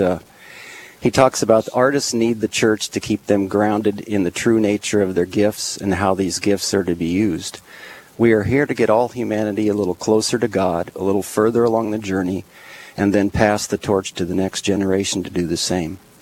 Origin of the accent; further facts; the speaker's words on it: Lincoln, United States; moved away; also born or lived in Minneapolis, Minnesota; I grew up in Lincoln, we ended up in Minneapolis